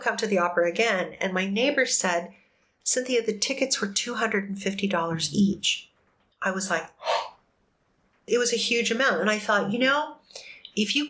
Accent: New Mexico, United States; now in Arizona, United States; being that little kid growing up in New Mexico

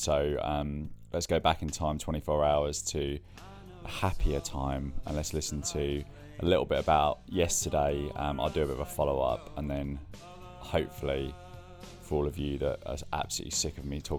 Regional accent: England, United Kingdom; being born English

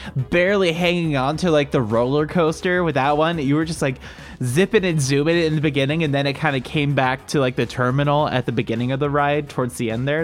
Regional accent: Cleveland, Ohio, United States; accent: Cleveland, Ohio; you correctly pinned my accent, like, directly to, like, Cleveland, Ohio

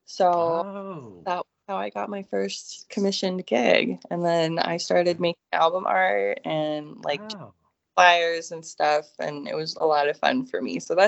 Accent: Austin, Texas, United States; when people ask me what my hometown is, I usually say Austin, Texas, because I went to school there for most of my schooling.

